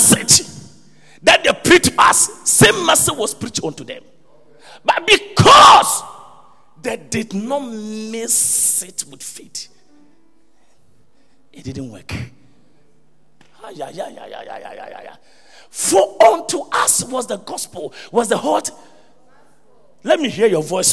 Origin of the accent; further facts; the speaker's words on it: Ghana; because we're Ghanaian